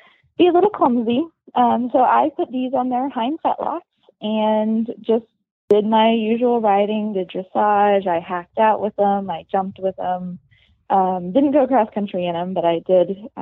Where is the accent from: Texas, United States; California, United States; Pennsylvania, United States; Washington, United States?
Washington, United States